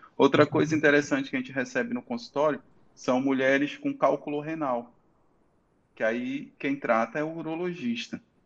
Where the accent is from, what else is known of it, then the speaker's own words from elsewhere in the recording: Santarém, Pará, Brazil; moved away as an adult; also born or lived in Manaus; now in Itaituba, Brazil; sou santareno, tá? Saí de Santarém para fazer faculdade de medicina